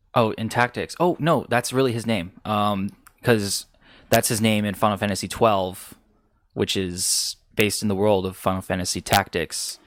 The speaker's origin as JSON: {"language": "English", "country": "United States", "said": "I'm American"}